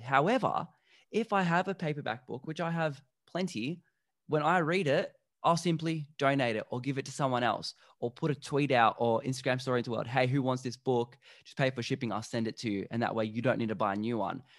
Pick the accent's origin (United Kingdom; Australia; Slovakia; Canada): Slovakia; I'm from Slovakia